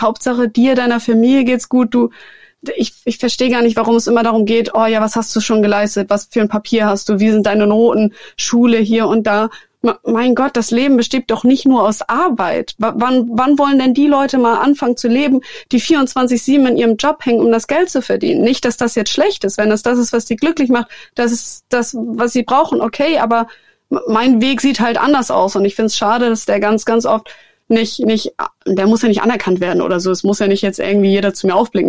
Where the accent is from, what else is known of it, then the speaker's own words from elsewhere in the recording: Germany; in Deutschland, in meiner Heimat